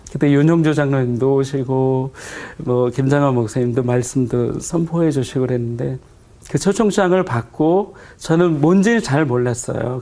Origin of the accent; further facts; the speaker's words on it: Suwon, Gyeonggi Province, South Korea; also born or lived in a mountain village (unnamed); 사실 저는 산골에서 태어나고 네. 이제 수원 쪽에는 이제 초등학교 들어갈 때쯤에 이사를 왔고요.